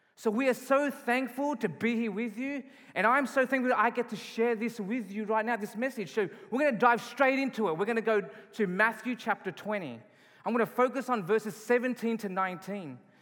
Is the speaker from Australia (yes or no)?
yes; Australia; moved away as an adult; now in Calgary, Canada; I'm not from Canada. I was born and raised in Australia.